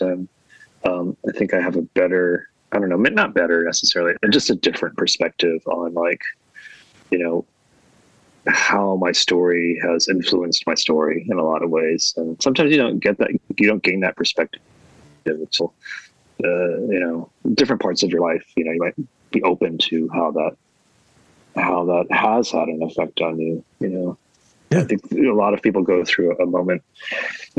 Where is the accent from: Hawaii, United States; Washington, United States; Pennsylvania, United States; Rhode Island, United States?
Hawaii, United States; now in Philadelphia, United States; I grew up in Hawaii